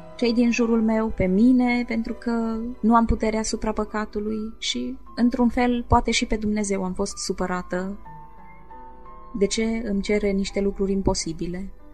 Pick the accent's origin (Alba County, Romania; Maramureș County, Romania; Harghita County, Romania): Maramureș County, Romania; folclorul maramureșan, pentru că făcea parte din zona natală